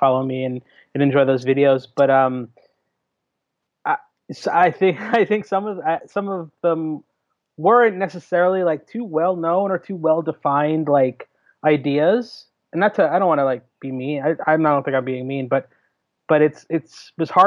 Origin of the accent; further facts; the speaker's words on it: Jersey City, New Jersey, United States; I grew up in Jersey City. Like I grew up in the city till I was 10.